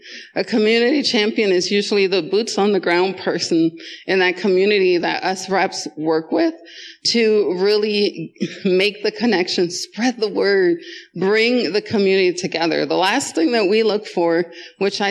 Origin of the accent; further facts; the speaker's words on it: Jamaica; also born or lived in Wisconsin, United States; now in Colorado, United States; I went from Jamaica to Wisconsin and lived there half of my life